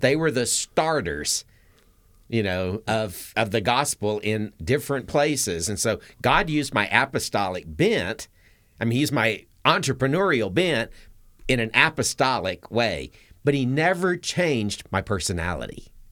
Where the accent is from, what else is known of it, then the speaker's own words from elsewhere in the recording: Atlanta, Georgia, United States; I grew up in Atlanta.